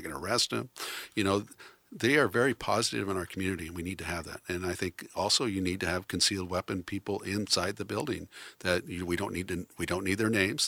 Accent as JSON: {"language": "English", "town": "Newport", "region": "Oregon", "country": "United States", "tie": "born or raised there", "said": "I grew up in Newport, Oregon"}